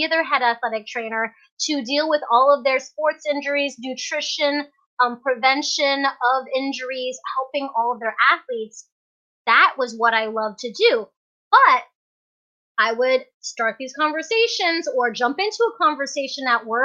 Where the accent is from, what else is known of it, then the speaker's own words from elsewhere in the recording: Fairbanks, Alaska, United States; also born or lived in Hong Kong; I was born in Hong Kong, but raised here in Fairbanks, Alaska